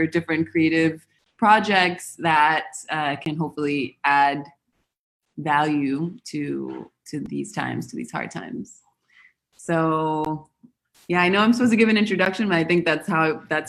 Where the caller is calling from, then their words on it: Buenos Aires, Argentina; So I'm calling from Argentina. I'm in Buenos Aires right now.